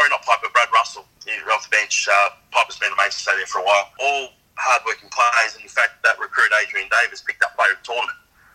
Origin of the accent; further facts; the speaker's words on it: Sydney, New South Wales, Australia; I'm a Koori from La Perouse